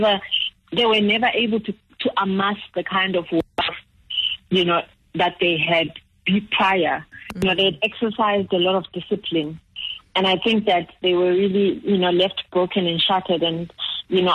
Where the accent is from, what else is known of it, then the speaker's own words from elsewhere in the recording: Zimbabwe; moved away; growing up in Zimbabwe